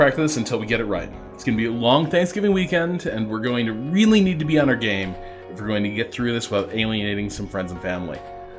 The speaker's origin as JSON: {"language": "English", "region": "New England", "country": "United States", "said": "we're both from New England. Let's speak the language of our people."}